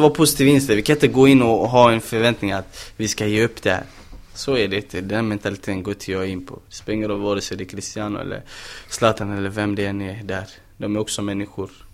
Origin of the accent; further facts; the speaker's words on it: Gothenburg, Västra Götaland, Sweden; moved away as an adult; now in Malmö, Sweden; jag är fortfarande brorsan från Angered